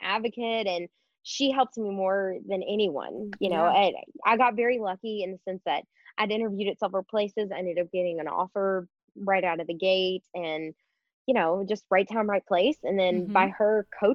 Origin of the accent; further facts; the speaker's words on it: Louisville, Kentucky, United States; moved away as an adult; I grew up in Louisville, which is still the biggest city in Kentucky